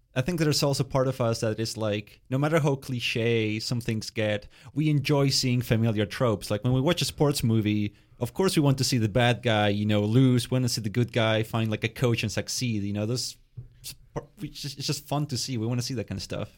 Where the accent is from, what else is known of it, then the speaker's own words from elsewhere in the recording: Winnipeg, Manitoba, Canada; also born or lived in Argentina; growing up in Winnipeg, you know, uh, lots of, uh, immigrant families coming, my, myself included